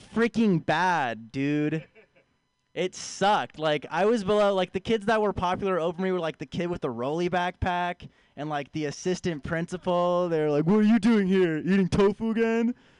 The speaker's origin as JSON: {"language": "English", "town": "San Francisco", "region": "California", "country": "United States", "tie": "born or raised there", "moved": "as an adult", "said": "I'm a hometown here. I'm from San Francisco originally. Uh, both of my parents are vegans, vegan people. I was raised vegan"}